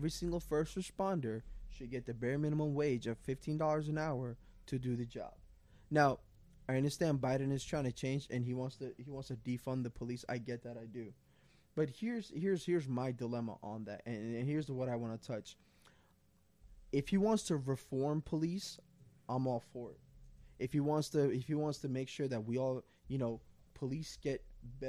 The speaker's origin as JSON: {"language": "English", "town": "New York City", "region": "New York", "country": "United States", "tie": "born or raised there", "said": "I grew up in Queens"}